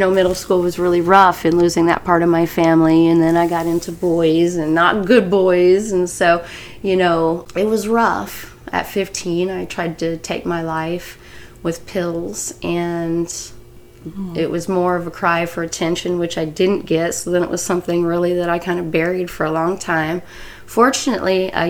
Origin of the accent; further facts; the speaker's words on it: Wichita, Kansas, United States; I was born in 1970 in Wichita, Kansas